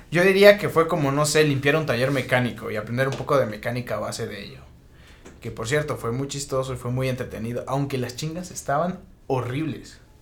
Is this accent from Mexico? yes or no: yes; Mexico; soy mexicano